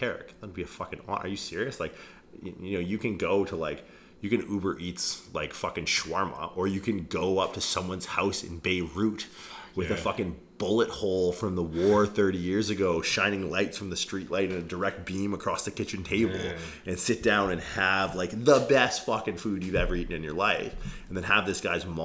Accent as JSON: {"language": "English", "country": "Canada", "said": "I'm a guy from Canada."}